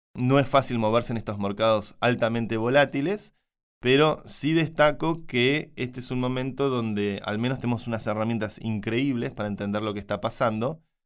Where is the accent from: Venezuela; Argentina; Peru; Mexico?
Argentina; soy argentino